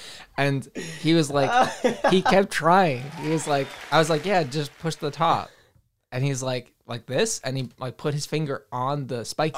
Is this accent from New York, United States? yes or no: yes; Brooklyn, New York, United States; also born or lived in Staten Island; now in New Jersey, United States; It was like, because we're from Brooklyn and then we moved to Staten Island and then we moved to Jersey. So it was like a nice transition.